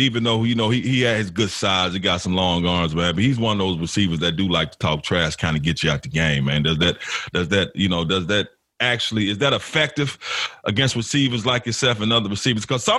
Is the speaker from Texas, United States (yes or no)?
no; Memphis, Tennessee, United States; I'm from Memphis.